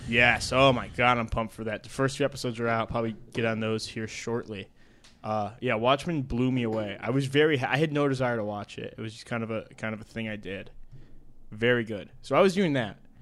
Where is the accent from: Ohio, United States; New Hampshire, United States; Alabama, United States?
Ohio, United States; I'm from Ohio